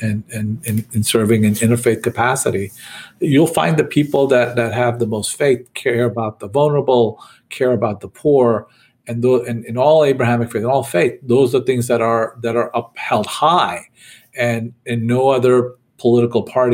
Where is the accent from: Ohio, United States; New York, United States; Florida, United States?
New York, United States; I grew up in New York, and I loved going to, you know, seeing the giant Christmas tree